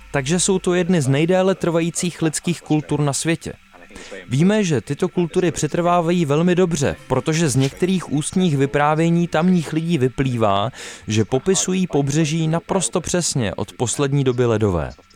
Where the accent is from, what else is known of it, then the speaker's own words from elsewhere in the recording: England, United Kingdom; v Anglii máme spoustu přízvuků